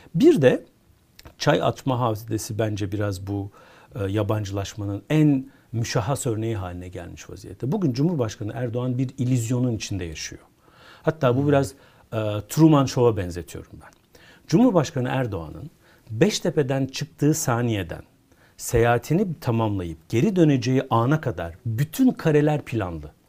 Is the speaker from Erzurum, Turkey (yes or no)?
no; Konya, Turkey; Ben bir Konyalıyım.